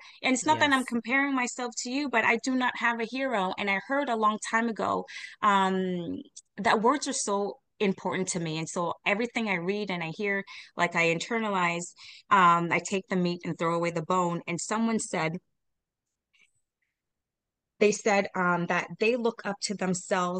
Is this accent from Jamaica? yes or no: yes; Jamaica; I am Jamaican